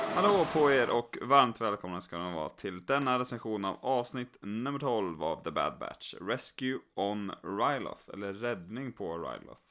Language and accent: Swedish; Skövde, Västra Götaland, Sweden; moved away; här hemma i Skövde där jag är och, och hälsar på och spenderar en del av sommaren också